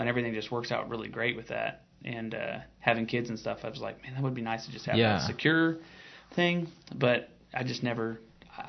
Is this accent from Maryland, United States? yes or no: no; Piedmont, Oklahoma, United States; born and raised here. My grandpa still lives here. He lives 5 miles from where we're sitting right now, and you know, I was born and raised in Piedmont. My dad was born and raised out there.